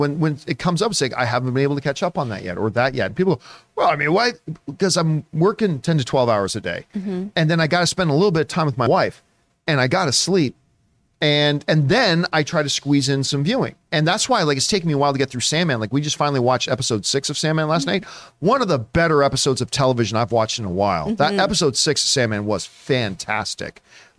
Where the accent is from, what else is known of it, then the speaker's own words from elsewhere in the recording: Canada; And I felt terrible that as a Canadian, that I was so late to the party.